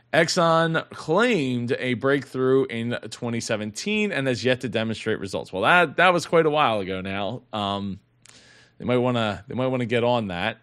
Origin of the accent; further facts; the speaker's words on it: Philadelphia, Pennsylvania, United States; I am from the Philly area